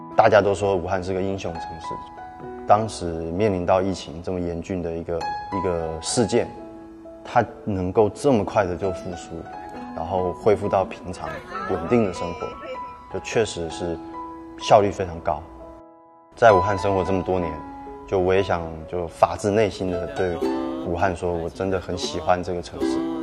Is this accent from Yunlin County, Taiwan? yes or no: yes; Yunlin County, Taiwan; moved away as an adult; also born or lived in Shanghai; now in Wuhan, China; 今年三十五岁。好，我来自台湾云里。一三年底，因为爱情，所以到了武汉